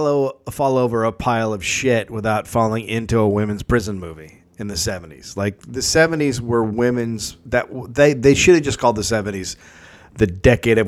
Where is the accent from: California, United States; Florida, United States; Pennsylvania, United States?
California, United States; San Francisco; We were raised in San Francisco